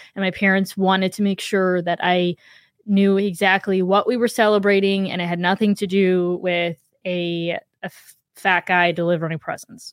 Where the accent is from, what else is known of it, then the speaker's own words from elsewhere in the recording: Ohio, United States; I grew up in Ohio